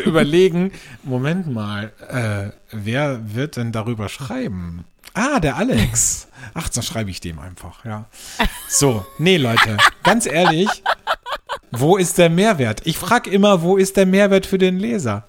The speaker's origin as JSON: {"language": "German", "country": "Austria", "said": "bei uns in Österreich"}